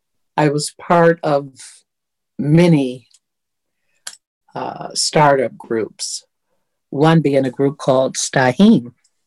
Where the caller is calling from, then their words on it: Detroit, Michigan, United States; Detroit, where it is snowy and icy today.